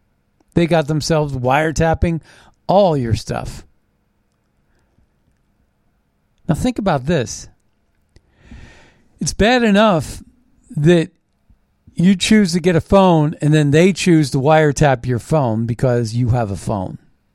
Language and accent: English; Canada; But I'm a Canadian. Here's my passport. Let me go to my home.